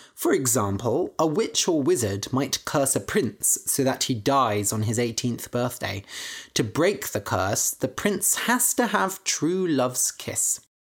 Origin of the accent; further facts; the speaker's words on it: Bath, South West England, United Kingdom; I grew up in Bath nearby